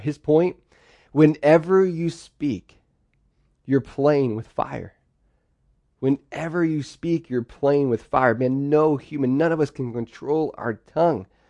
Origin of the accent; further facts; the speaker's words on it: Pennsylvania, United States; I'm the oldest of four, and we grew up in Pennsylvania, and we lived on a farm.